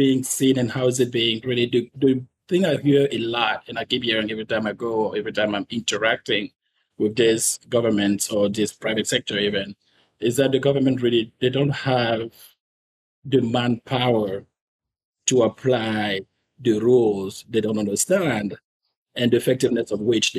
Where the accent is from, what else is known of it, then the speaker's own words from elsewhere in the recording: Cameroon; now in New York, United States; I am originally from Cameroon.